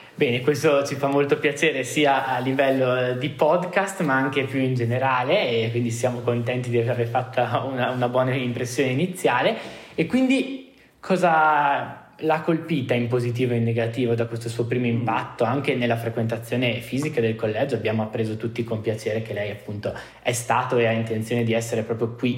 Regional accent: Trentino-Alto Adige, Italy; vengo dal Trentino

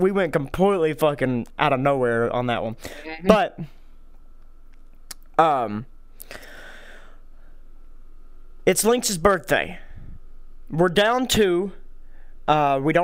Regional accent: United States; us Americans

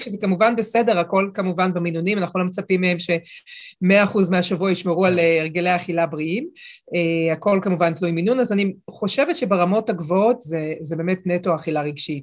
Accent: Israel; גם אני ואתה, אפילו שלצורך העניין נולדנו באותה מדינה

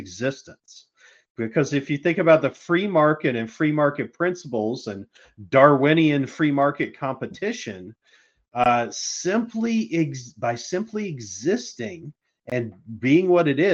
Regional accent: United States; Being an American

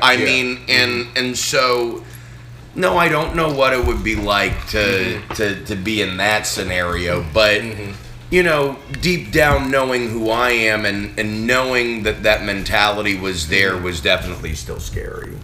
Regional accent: Boston, Massachusetts, United States; now in Arkansas, United States; where I grew up in Boston

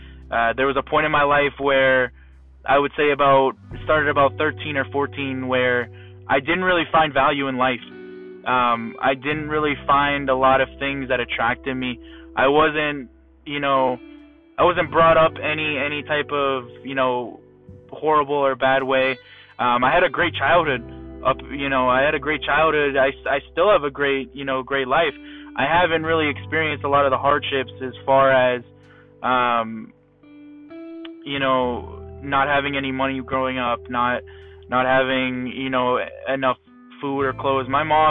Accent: Fort Myers, Florida, United States; also born or lived in Massachusetts / Arizona / Pennsylvania; now in Naples, United States; I was born in Massachusetts. I've moved to Arizona, moved to Pennsylvania, and then from middle school up until the end of high school, going into a little bit of college, I've lived in Fort Myers, Florida

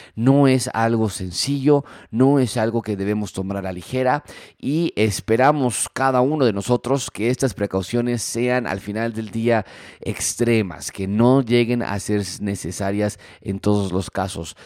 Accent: Mexico; nosotros como mexicanos

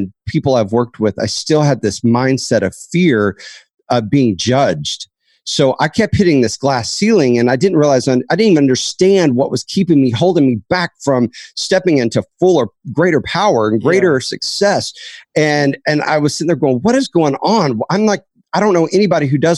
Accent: Dallas, Texas, United States; I was raised in Dallas, Texas

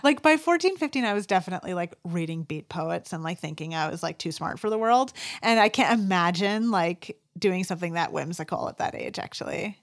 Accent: United States; growing up in the North Country

